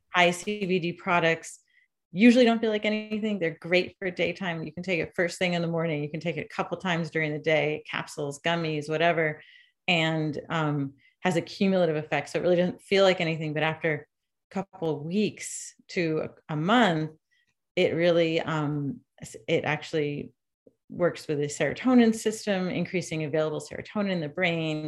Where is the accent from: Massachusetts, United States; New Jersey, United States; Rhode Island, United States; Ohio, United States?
Massachusetts, United States; Shutesbury; also born or lived in New York City; I'm from Shutesbury outside of Amherst, which is a little hill town, a wooded hill town with I grew up on a dirt road